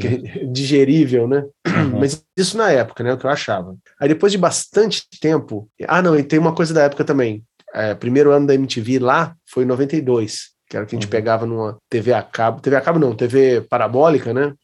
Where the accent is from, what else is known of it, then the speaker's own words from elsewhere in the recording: Juiz de Fora, Minas Gerais, Brazil; foi numa época lá na minha cidade